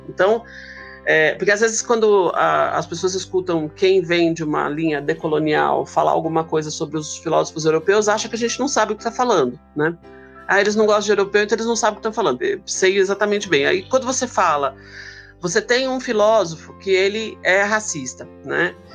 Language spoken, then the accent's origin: Portuguese; ABC Paulista, São Paulo, Brazil; moved away as an adult; now in São Paulo, Brazil; Eu sou do ABC Paulista, né? moro em São Paulo agora, mas morei boa parte da minha vida no ABC Paulista